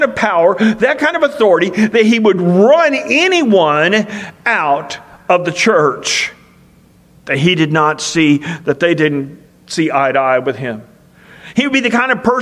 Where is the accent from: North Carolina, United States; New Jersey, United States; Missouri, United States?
Missouri, United States; Marceline; moved away as an adult; my hometown of Marceline, Missouri